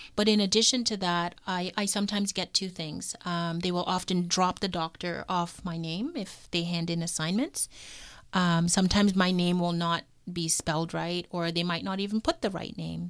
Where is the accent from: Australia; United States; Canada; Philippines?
Canada; Toronto, Ontario; also born or lived in Kingston, Canada; I was born in Toronto, so Toronto is home